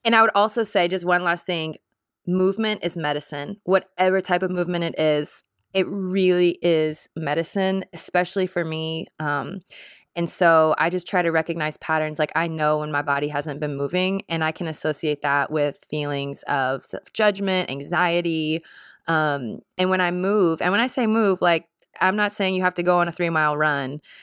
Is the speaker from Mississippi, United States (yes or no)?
yes; Jackson, Mississippi, United States; now in Nashville, United States; I grew up in Jackson Public School System